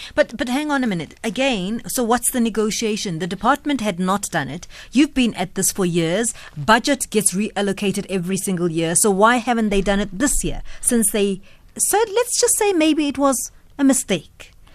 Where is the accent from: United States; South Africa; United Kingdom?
South Africa; a South African citizen